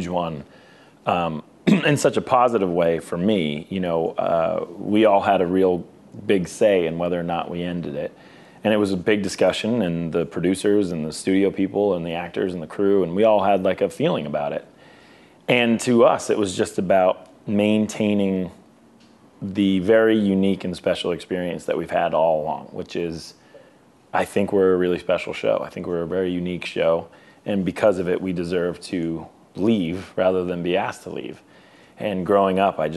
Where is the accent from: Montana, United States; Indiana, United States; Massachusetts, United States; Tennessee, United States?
Massachusetts, United States; Boston; we're both from Boston